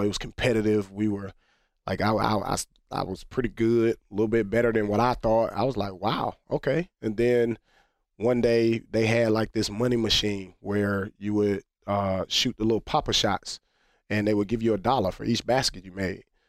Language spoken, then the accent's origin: English; United States; also born or lived in France; as an American